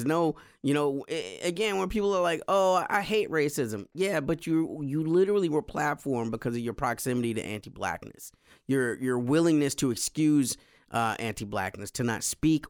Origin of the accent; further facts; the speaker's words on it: the South, United States; As a Southerner, it brings me right into uppity Negroville.